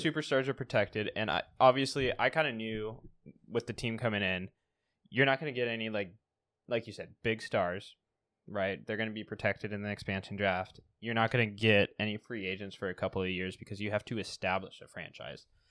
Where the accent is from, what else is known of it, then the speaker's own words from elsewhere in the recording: Pacific Northwest, United States; I am from the Pacific Northwest